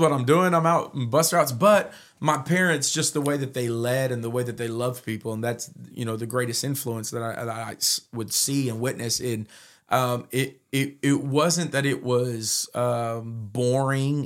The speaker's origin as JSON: {"language": "English", "town": "Modesto", "region": "California", "country": "United States", "tie": "born or raised there", "said": "I was raised in Modesto for the most part from nine years old"}